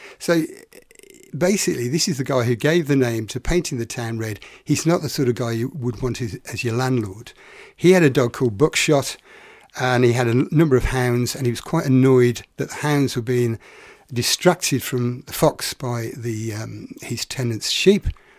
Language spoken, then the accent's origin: English; England, United Kingdom; as an Englishman